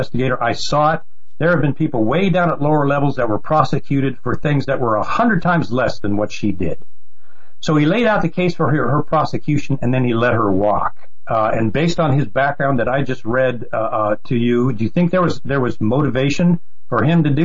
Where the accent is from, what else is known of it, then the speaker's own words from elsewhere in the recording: United States; we being the American people